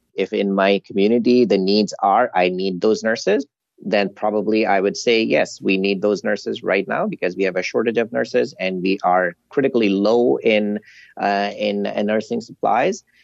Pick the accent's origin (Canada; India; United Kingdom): Canada